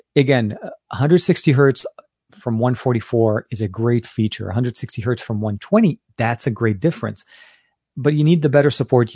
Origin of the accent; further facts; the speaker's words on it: Beirut, Beirut Governorate, Lebanon; my home country, uh, and not only that, from my home city, Beirut, Lebanon.